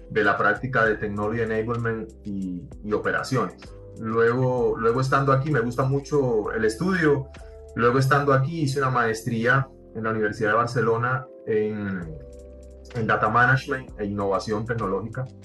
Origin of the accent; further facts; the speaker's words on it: Cuba; yo fui nacido y criado en Cuba y eh, hice una carrera en ingeniería industrial